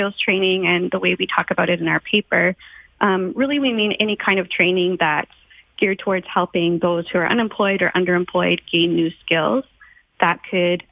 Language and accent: English; Alberta, Canada; moved away; having myself been born and raised in Alberta and still having many friends and family members in the area